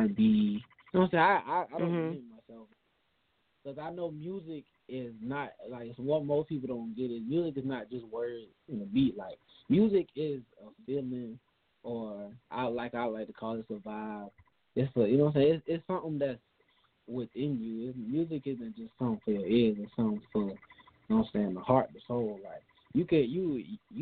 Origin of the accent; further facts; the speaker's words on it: Darien, Georgia, United States; I'm from Darien, Georgia, a small town just outside, just inside of Georgia, like on the coastline